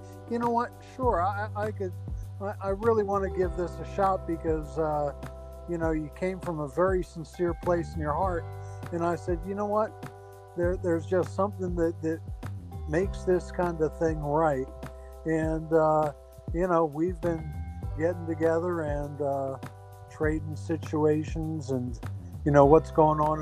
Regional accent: New Jersey, United States; I'm actually from New Jersey

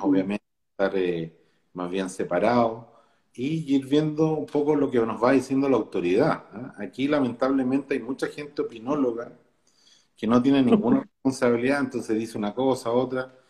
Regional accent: Chile; yo me siento orgulloso como chileno

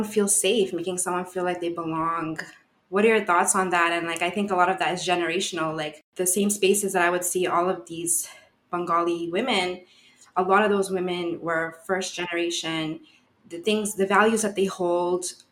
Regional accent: Ottawa, Ontario, Canada; growing up in Ottawa, what I used to see, I grew up around a lot of Bangladeshi people

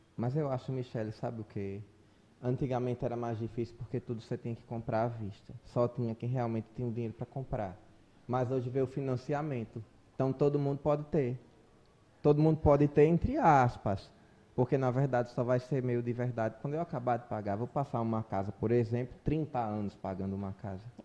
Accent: Brazil; embora eu entenda como brasileiro

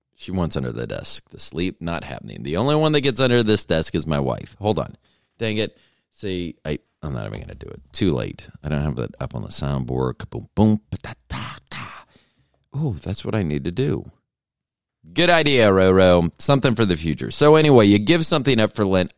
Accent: Tampa, Florida, United States; I'm from Tampa

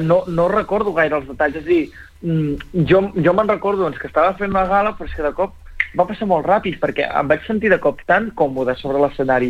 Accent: Catalonia, Spain; jo com a xinès-català

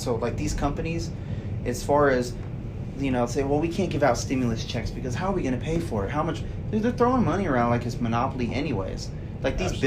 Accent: United States; as American people.

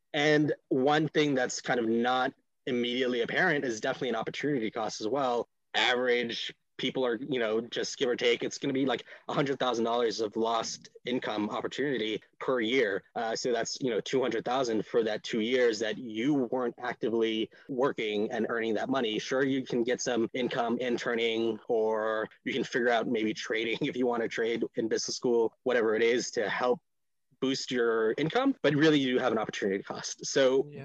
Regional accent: Honolulu, Hawaii, United States; moved away as an adult; also born or lived in Boston / New England; I grew up in Honolulu, Hawaii, before coming out here to New England for for school

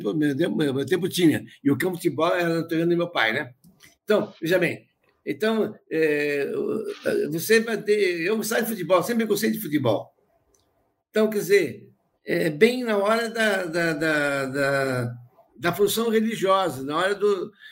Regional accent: Rodeio, Santa Catarina, Brazil; eu nasci numa zona rural, em Rodeio, tinha 9, 14 mil habitantes

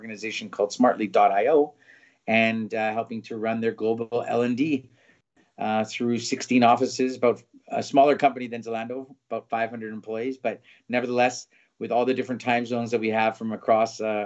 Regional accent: Vancouver, British Columbia, Canada; moved away as an adult; now in Berlin, Germany; I'm born and raised in Vancouver, Canada

